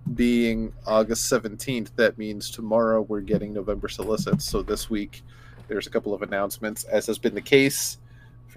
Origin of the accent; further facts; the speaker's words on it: Toronto, Ontario, Canada; filmed in my hometown